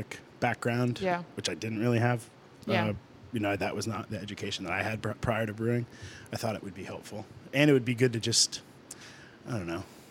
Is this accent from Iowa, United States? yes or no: no; Athol, Massachusetts, United States; I grew up in Athol, the next town over